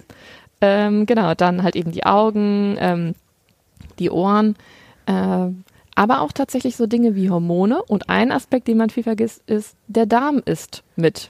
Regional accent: Germany; bei uns in Deutschland

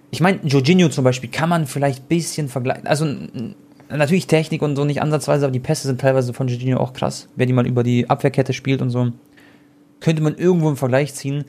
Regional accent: Germany; ich bin Deutscher, Deutsch-Kroate

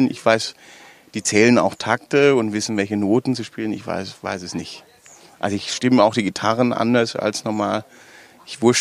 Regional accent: Baden-Württemberg, Germany; accent: Swabian; spreche ich sofort Schwäbisch und dann sind die, dann ist auch schon alles geklärt. Ne? Du darfst bei uns in Baden-Württemberg darfst du nicht auf die Bühne gehen und Hochdeutsch sprechen.

